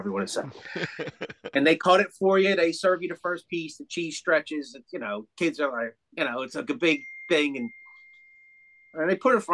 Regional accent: East Coast, United States; we're from the East Coast.

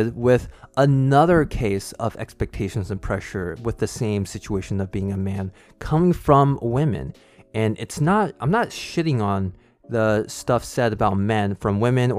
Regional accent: California, United States; growing up in the United States or just in California and having a white dad

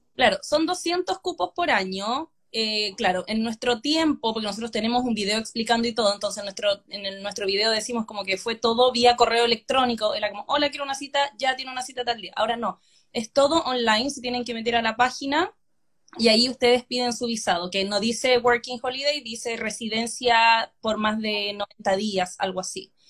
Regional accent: La Ligua, Valparaíso, Chile; moved away as an adult; also born or lived in Hungary; now in Sydney, Australia; Yo soy de La Ligua

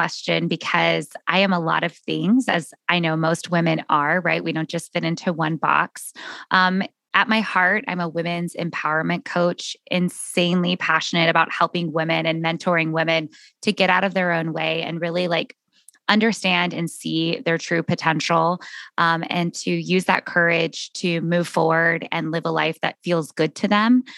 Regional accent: San Antonio, Texas, United States; moved away as an adult; also born or lived in New York City; where I grew up in San Antonio, Texas

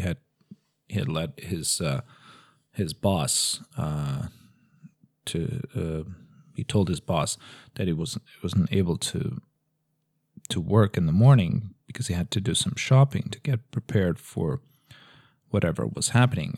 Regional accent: Lisbon, Portugal; now in Madrid, Spain; in Lisbon, uh, where I'm actually from

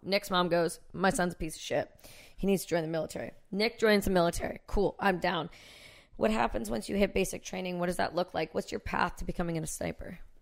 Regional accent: Canada; I'm Canadian

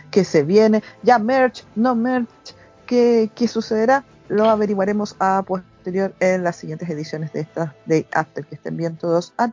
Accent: Peru; de Perú.

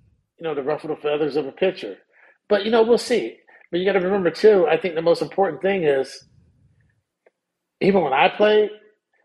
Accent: Sacramento, California, United States; I'm from South Sacramento.

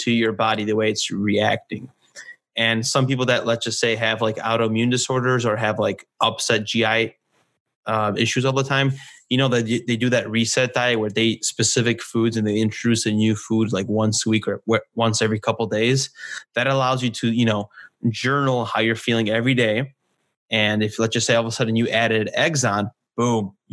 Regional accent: Poland; now in California, United States; I was born in Poland

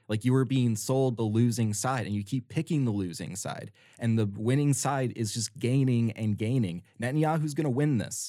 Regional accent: United States; I grew up in America, I'm predisposed to how to engage in this certain way

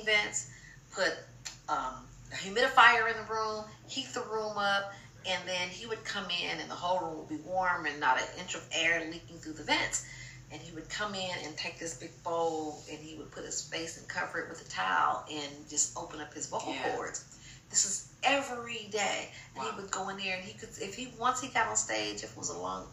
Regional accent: Los Angeles, California, United States; I went to Block High School, I'm from South Central.

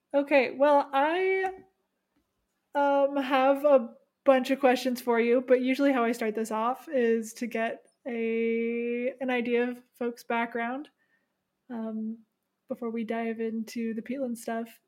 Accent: Seattle, Washington, United States; moved away as an adult; now in Canada; I grew up in Seattle, so pretty close to B C.

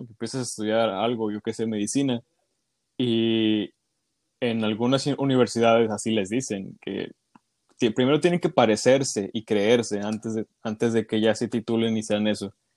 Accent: Ciudad Victoria, Tamaulipas, Mexico; soy originario de Ciudad Victoria, Tamaulipas

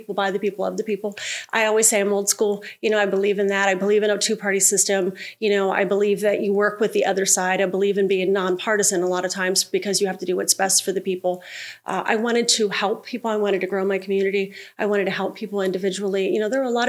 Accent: Germantown, Ohio, United States; moved away; also born or lived in Belmont County, Ohio; Germantown, Ohio

